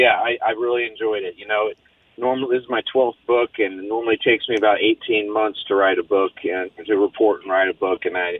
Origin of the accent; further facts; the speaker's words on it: Lincoln, Nebraska, United States; I'm from Lincoln, Nebraska.